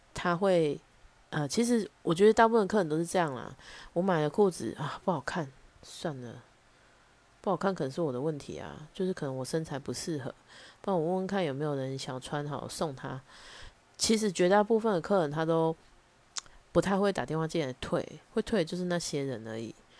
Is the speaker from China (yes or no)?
no; Taichung, Taiwan; accent: Taichung; 我相信大家可以从我的腔调里面听得出来我是哪里人，但是有必要用很凶质疑的口气说你是台中人对不对？